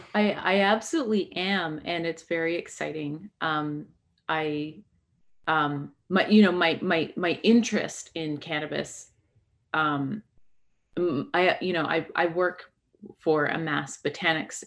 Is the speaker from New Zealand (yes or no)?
no; British Columbia, Canada; I grew up in in um, British Columbia